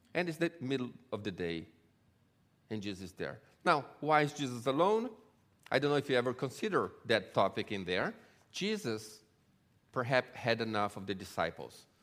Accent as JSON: {"language": "English", "country": "Brazil", "tie": "born or raised there", "also_born_or_lived": "Israel", "moved": "yes", "lives_now": "LaGrange, United States", "said": "I grew up in Brazil and, um, from a Jewish family"}